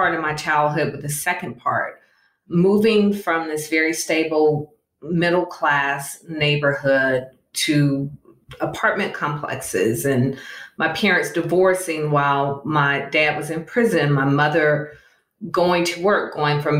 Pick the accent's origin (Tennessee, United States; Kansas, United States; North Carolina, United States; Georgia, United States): Georgia, United States; Atlanta; being born and raised in Atlanta